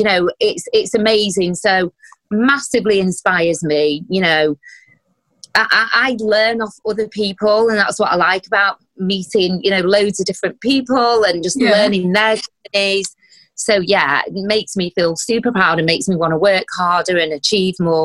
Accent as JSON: {"language": "English", "country": "United Kingdom", "tie": "born or raised there", "said": "I'm a British Asian, I was born here"}